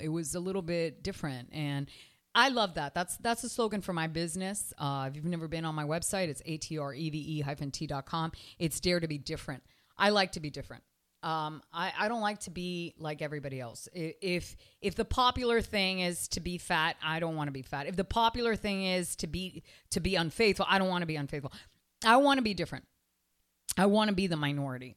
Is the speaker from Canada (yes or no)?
yes; Canada; now in Miami, United States; I'm from Canada